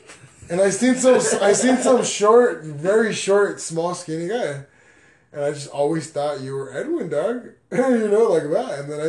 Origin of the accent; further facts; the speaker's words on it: Ireland; I'm from Ireland.